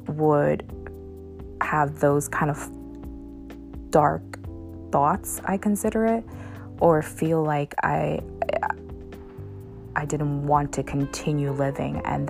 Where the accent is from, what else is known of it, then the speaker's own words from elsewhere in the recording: United States; I'm Asian American